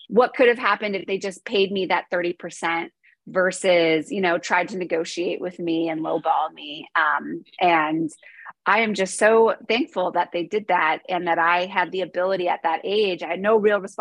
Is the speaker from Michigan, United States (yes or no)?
no; New York, United States; So I am from New York, born and raised